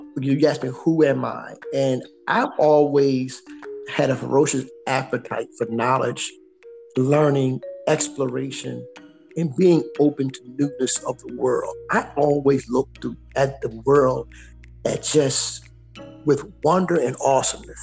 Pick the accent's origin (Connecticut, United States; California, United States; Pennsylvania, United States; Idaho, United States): Pennsylvania, United States; Philadelphia; I came from Southwest Philly